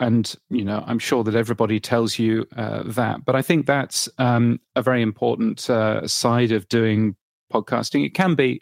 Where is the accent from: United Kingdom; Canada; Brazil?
United Kingdom; I'm a British person